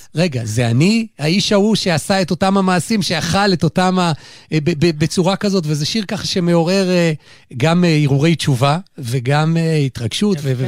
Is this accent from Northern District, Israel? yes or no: no; Gimzo, Central District, Israel; אני לא, לא גדלתי במלאך, אבל גדלתי במושב גמזו